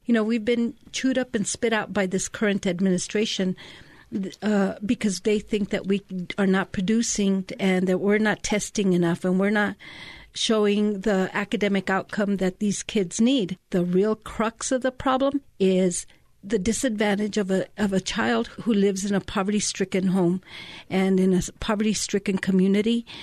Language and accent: English; Taos, New Mexico, United States; moved away as an adult; now in Albuquerque, United States; I was born and raised in Taos, in Ranchitos.